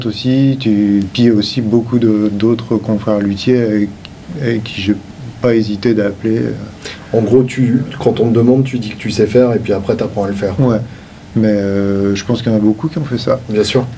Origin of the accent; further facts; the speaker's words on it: Limoges, Nouvelle-Aquitaine, France; je viens euh, de Limoges